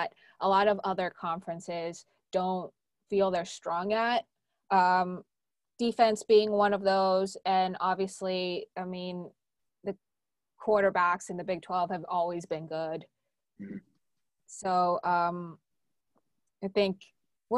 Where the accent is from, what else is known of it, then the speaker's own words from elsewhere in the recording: Houston, Texas, United States; I grew up in Houston